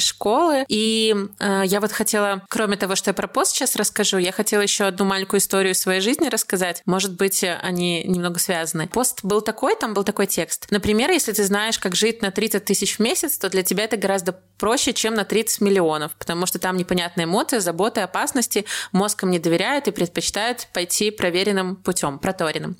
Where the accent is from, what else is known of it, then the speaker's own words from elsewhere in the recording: Belarus; Я просто из Беларуси, я не из России